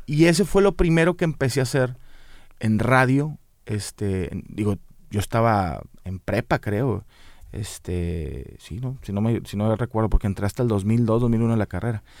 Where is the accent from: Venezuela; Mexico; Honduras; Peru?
Mexico; Monterrey, Nuevo León; somos los regios